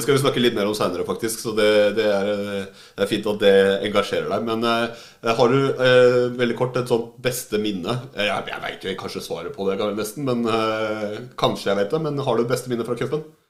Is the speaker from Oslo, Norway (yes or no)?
yes; Oslo, Norway; Jeg er jo fra Oslo sjøl